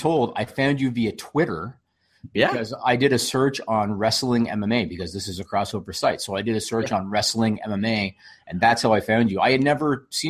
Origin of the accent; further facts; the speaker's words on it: Canada; I'm a dude from Canada.